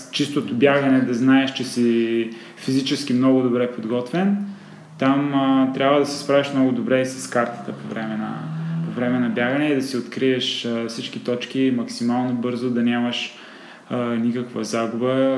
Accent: Sliven, Sliven Province, Bulgaria; moved away as an adult; now in Sofia, Bulgaria; съм от Сливен, там съм израснал, там съм живял до 18-та си годишна

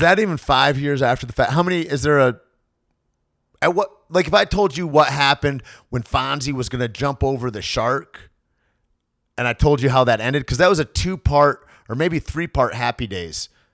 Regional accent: Alpena, Michigan, United States; growing up in Alpena, Michigan

